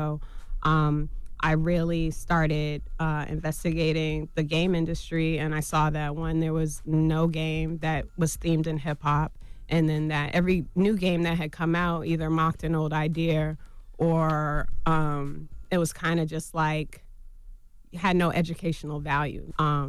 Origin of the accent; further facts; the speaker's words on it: Boston, Massachusetts, United States; From Boston. Mm-hmm. I'm from Boston, Mass.